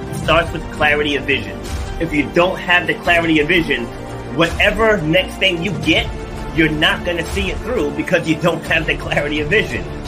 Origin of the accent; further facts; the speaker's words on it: Rhode Island, United States; I'm from small town in Rhode Island, you know, my pa- parents lived on you know acre and a half